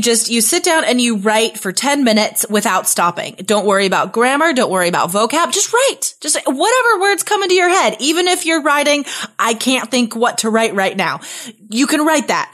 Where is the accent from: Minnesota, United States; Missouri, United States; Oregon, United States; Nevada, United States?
Nevada, United States; Carson City; moved away as an adult; also born or lived in Spain; my hometown. Uh, I'm from Carson City, Nevada